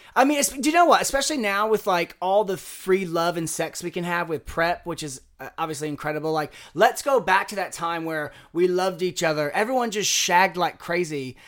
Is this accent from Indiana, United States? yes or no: yes; Southern Indiana, United States; moved away; I was twenty-one years old. I was from Southern Indiana.